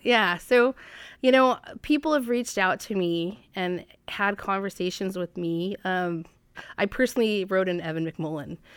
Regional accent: Fairbanks, Alaska, United States; now in Juneau, United States; I grew up in Alaska, born and raised in Fairbanks

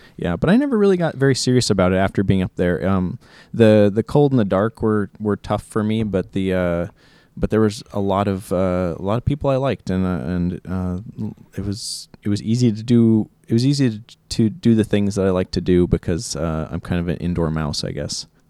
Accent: Juneau, Alaska, United States; Uh, I grew up in Juneau. I was, uh, born here in Juneau

